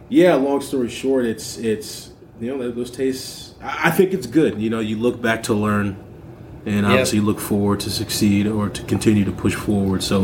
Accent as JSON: {"language": "English", "region": "Missouri", "country": "United States", "moved": "yes", "lives_now": "Wisconsin, United States", "said": "I'm obviously, you know, me and my sister, my family, we're from Missouri"}